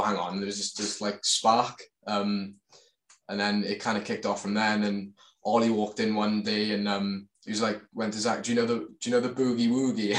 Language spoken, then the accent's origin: English; Swansea, Wales, United Kingdom; we're all from Swansea in South Wales, around about the Neath area.